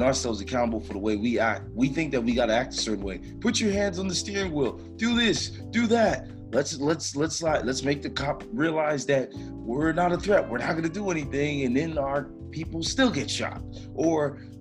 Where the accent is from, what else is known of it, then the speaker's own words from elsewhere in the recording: Miami, Florida, United States; moved away; I'm coming from Miami